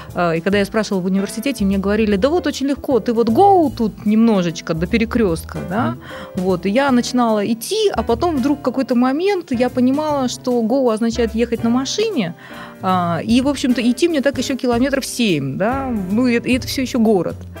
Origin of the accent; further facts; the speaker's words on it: Saint Petersburg, Russia; moved away as an adult; also born or lived in Baton Rouge, Louisiana, United States; нигде, в принципе, кроме Санкт-Петербурга, долго не жила